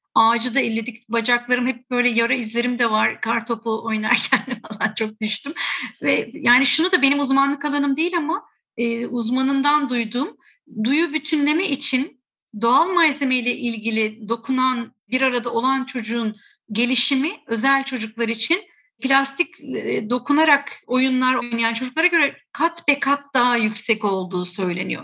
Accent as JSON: {"language": "Turkish", "region": "Istanbul", "country": "Turkey", "tie": "born or raised there", "said": "Biz burada yetiştik, burada eğitimler aldık, burada işlerimizi kurduk."}